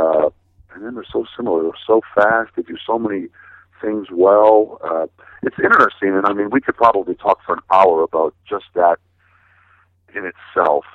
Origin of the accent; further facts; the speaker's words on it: Milwaukee, Wisconsin, United States; I'm from Milwaukee